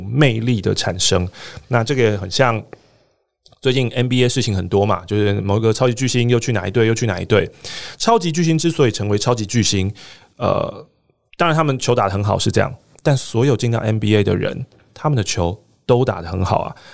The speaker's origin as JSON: {"language": "Chinese", "country": "Taiwan", "said": "我们身为台湾人嘛"}